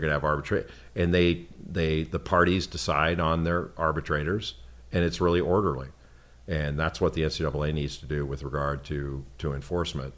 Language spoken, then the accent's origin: English; Los Angeles, California, United States; I grew up in Los Angeles